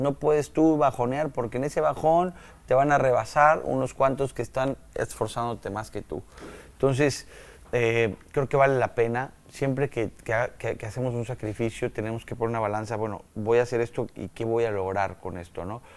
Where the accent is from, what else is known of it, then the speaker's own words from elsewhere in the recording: Mexico; moved away as an adult; also born or lived in Malaysia; tenemos nosotros como latinos, como mexicanos